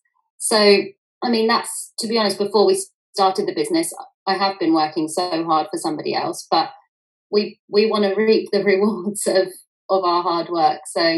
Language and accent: English; United Kingdom; also born or lived in New York; And I grew up just outside of London with my parents and my brother and sister. Working class family